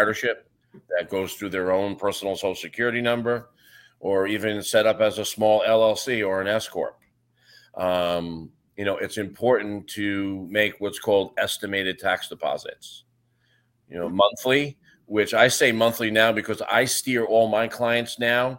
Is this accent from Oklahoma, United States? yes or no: no; New York, United States; moved away as an adult; now in Florida, United States; I'm from New York